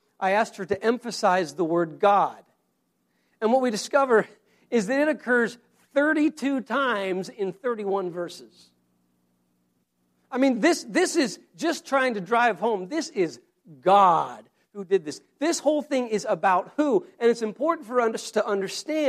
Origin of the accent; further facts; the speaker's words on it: Laramie, Wyoming, United States; moved away as an adult; also born or lived in Boston, Massachusetts / Maryland; I grew up in Laramie, Wyoming